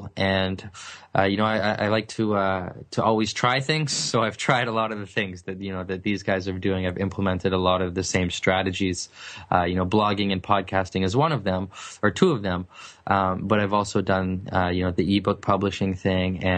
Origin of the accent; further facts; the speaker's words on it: Vancouver, British Columbia, Canada; I'm from British Columbia, specifically the city of Vancouver, which is a beautiful city, very expensive city as well. And I wasn't fortunate enough to grow up in the nice part of town